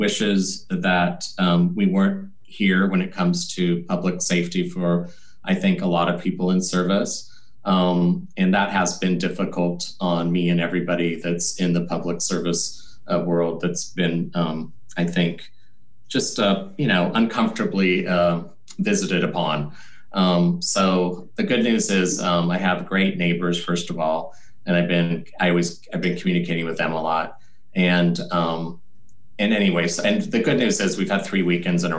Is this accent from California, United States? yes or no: no; Portland, Oregon, United States; I'm really happy to be here and be of service to my hometown